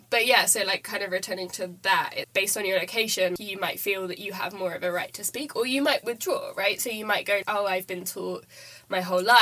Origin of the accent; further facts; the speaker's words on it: Germany; English is a second language; now in United Kingdom; I grew up in Germany